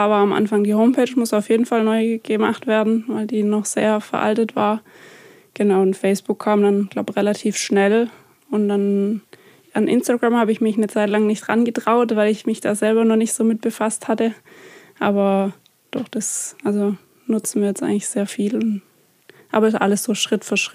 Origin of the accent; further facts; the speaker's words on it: Flein, Baden-Württemberg, Germany; also born or lived in Heilbronn; Ich bin in Flein